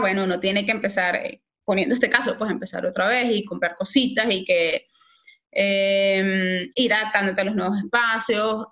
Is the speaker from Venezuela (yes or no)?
yes; Valencia, Carabobo, Venezuela; moved away; yo soy de Valencia, Venezuela